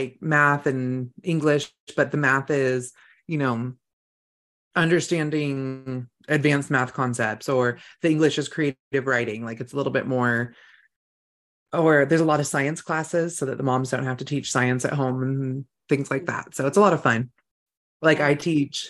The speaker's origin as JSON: {"language": "English", "region": "Northern California", "country": "United States", "tie": "born or raised there", "moved": "yes", "lives_now": "Idaho, United States", "said": "I grew up in Northern California"}